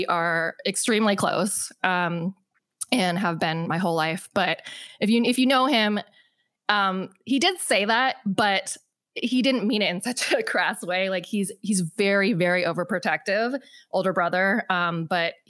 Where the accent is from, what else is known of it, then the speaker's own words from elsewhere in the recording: West Linn, Oregon, United States; also born or lived in Busan, South Korea / Hawaii; It's called West Lynn